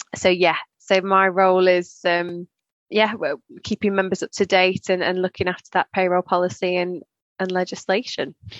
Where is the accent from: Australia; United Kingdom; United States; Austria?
United Kingdom; Staffordshire, West Midlands; moved away as an adult; also born or lived in Leicester; I'm from Staffordshire